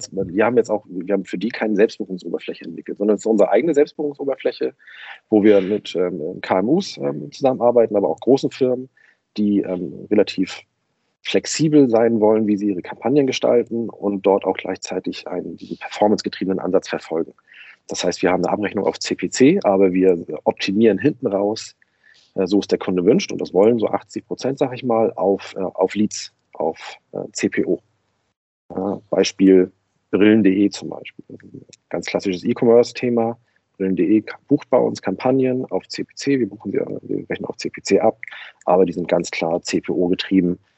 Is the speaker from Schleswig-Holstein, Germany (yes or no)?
yes; Kiel, Schleswig-Holstein, Germany; now in Berlin, Germany; Ich komme aus Kiel, bin aber schon seit 2002 in Berlin und habe hier meinen Lebensmittelpunkt